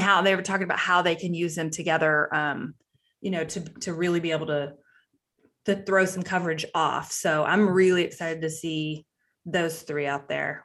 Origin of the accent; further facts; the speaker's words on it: Waco, Texas, United States; I'm from Waco and I've always grown up as a Cowboys fan